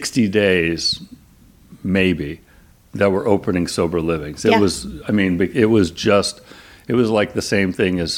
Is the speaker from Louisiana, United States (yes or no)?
no; Claremont, California, United States; I grew up in Claremont, which is like 30 miles east of here.